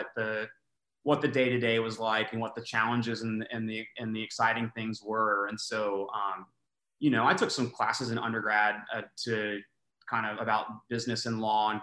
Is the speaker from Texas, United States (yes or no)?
yes; Austin, Texas, United States; now in Houston, United States; I grew up in Austin